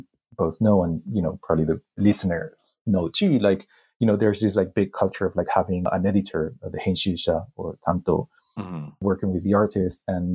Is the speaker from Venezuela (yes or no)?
no; Spain; grew up in Spain. I started publishing in Spain